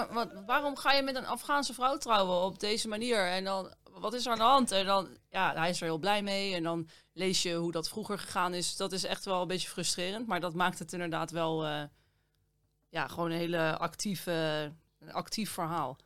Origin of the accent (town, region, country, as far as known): Netherlands